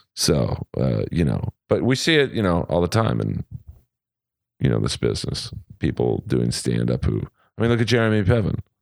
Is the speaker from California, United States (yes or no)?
yes; Los Angeles, California, United States; this is Hollywood, it's House of Blues, it's my hometown